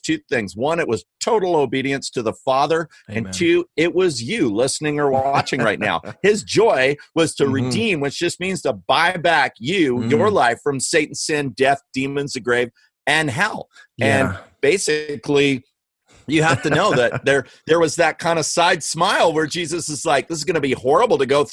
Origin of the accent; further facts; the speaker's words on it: Canada; accent: Canadian; You heard my Canadian accent